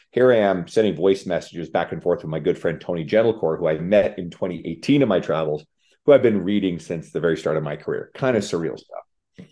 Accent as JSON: {"language": "English", "region": "Newfoundland and Labrador", "country": "Canada", "moved": "as an adult", "lives_now": "Edmonton, Canada", "said": "I moved from the East Coast of Canada, where I'm originally from, Newfoundland"}